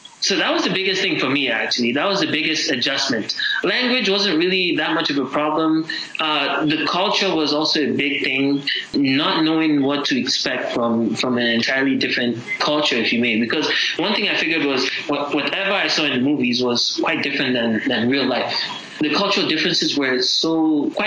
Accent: Nigeria; moved away as an adult; now in Canada; My home country, Nigeria, will be home

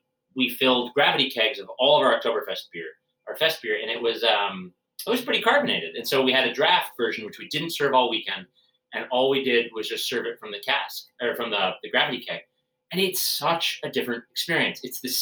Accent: United States

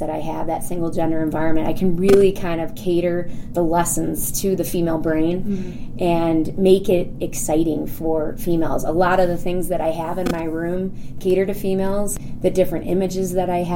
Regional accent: Rochester Hills, Michigan, United States; I am from Rochester Hills, Michigan, which is a suburb of Detroit

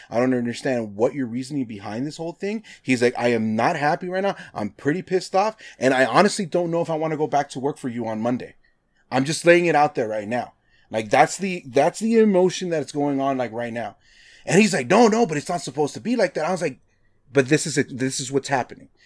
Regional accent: Nevada, United States; I'm from Nevada

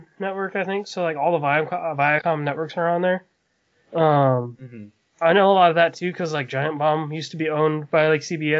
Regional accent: hometown near Limoneira Ranch, California, United States; the Chipotle commercial was filmed right in my hometown where all the orchards are and stuff.

